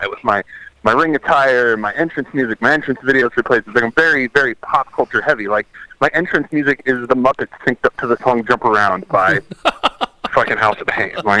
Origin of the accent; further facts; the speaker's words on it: Lincoln, Nebraska, United States; moved away; I will be in Lincoln, Nebraska, my hometown. First time ever being in my legit hometown.